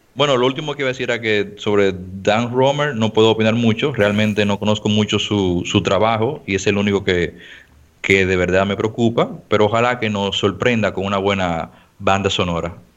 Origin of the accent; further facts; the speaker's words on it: Dominican Republic; acá en mi país